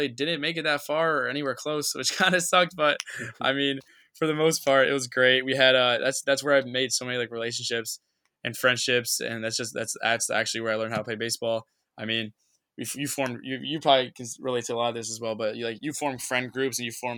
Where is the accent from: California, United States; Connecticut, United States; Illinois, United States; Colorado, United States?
Connecticut, United States; Norwalk; I'm from Norwalk, Connecticut, which is down in like Fairfield County, next to Stanford and Bridgeport.